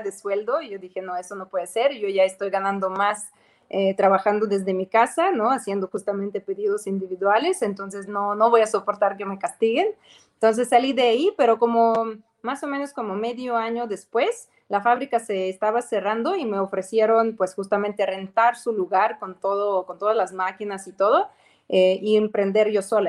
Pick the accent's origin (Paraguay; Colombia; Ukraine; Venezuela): Ukraine; Spanish is a second language; moved away as an adult; also born or lived in Mexico; now in Cancún, Mexico; realmente sí soy de Ucrania